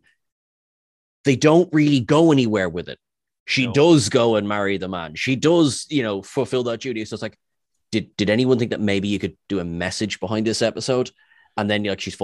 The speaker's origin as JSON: {"language": "English", "country": "Ireland", "said": "As an Irishman"}